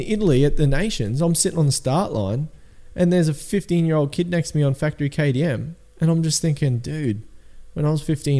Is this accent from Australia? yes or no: yes; Australia; we're Australian, we're underdogs.